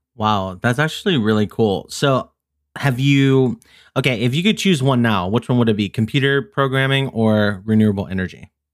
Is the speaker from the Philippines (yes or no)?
yes; Philippines; I'm Filipino